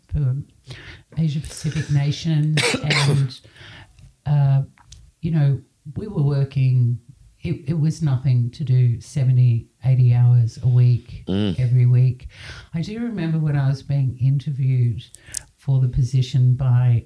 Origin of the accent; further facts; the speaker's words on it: Sydney, New South Wales, Australia; I was born in Sydney